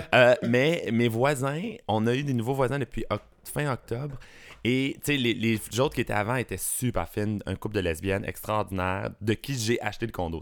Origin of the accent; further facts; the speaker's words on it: Rive-Sud, Quebec, Canada; also born or lived in Beauport, Quebec City; je suis né à Québec. J'ai déménagé ça arrive sud quand j'étais jeune, mais je suis né à Québec, imagine. Beauport